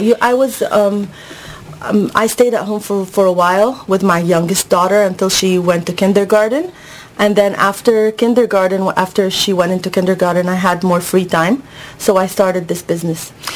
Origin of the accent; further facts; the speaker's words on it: Egypt; moved away; I'm from Egypt originally.